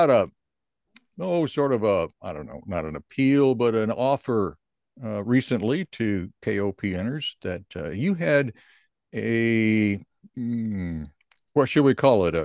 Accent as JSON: {"language": "English", "town": "Columbia", "region": "Missouri", "country": "United States", "tie": "born or raised there", "said": "I grew up in Columbia"}